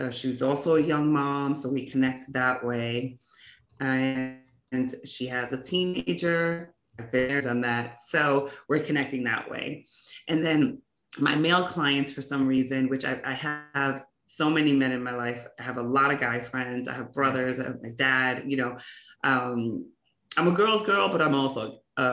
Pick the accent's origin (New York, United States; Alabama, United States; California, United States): New York, United States; New York City; growing up in New York City, right? So I grew up in Brooklyn and Queens